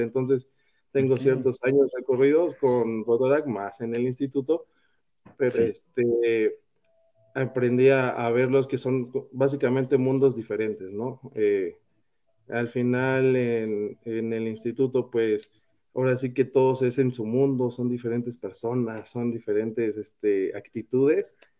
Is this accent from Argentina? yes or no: no; Mexico; nos gusta ayudar como latinoamericanos, como mexicanos